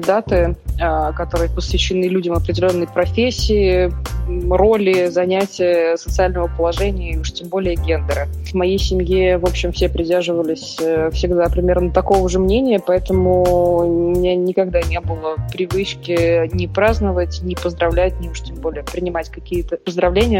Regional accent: Saint Petersburg, Russia; moved away as an adult; also born or lived in Moscow; Родилась, выросла, училась в Петербурге

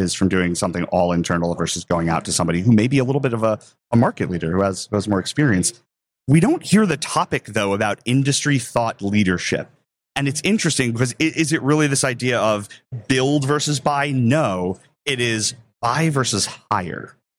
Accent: New York, United States; We're all from New York, so you don't mind talking over others, which is great.

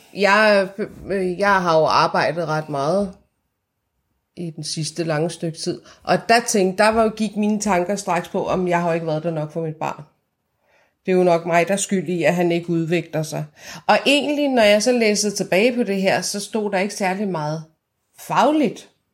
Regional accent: Iran; now in Denmark; jeg var fra Iran, og jeg talte farsi med ham

